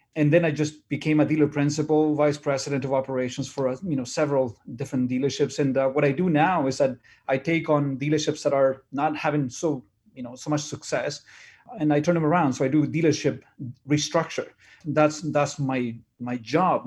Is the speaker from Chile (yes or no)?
yes; Chile; English is a second language; now in Canada; I'm an immigrant from Chile. I came here in nineteen eighty-nine